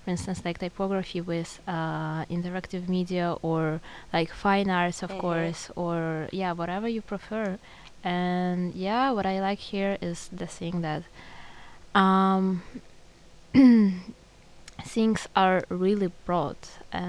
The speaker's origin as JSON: {"language": "English", "country": "Ukraine", "moved": "yes", "lives_now": "Netherlands", "said": "I came from Ukraine"}